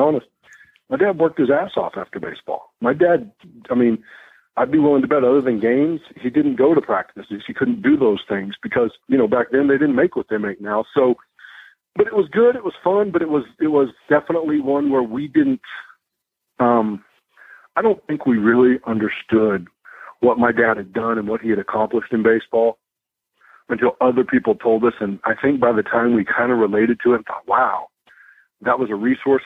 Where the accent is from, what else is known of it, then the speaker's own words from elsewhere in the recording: Arizona, United States; I grew up in Arizona